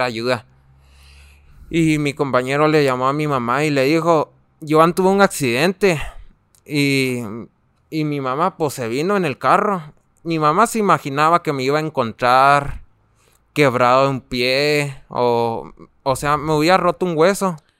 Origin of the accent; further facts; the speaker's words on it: Namiquipa, Chihuahua, Mexico; Yo tengo 19 años y vengo desde Namiquipa.